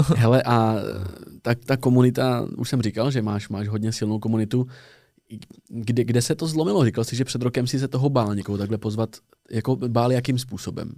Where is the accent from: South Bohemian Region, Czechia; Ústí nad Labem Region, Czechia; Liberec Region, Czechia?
South Bohemian Region, Czechia; Tábor; moved away as an adult; now in Prague, Czechia; Já jsem z tábora z jihu Čech